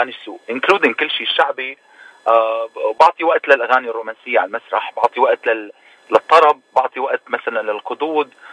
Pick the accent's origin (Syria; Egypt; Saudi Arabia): Syria; also born or lived in Lebanon; now in Toronto, Canada; لا قعدت بلبنان اربع سنين